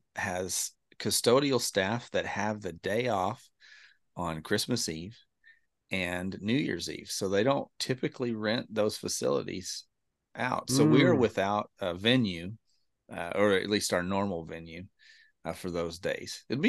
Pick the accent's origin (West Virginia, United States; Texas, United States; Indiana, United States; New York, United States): Texas, United States; Lubbock; Matter of fact, we grew up out in Lubbock, so we were Texas Tech fans.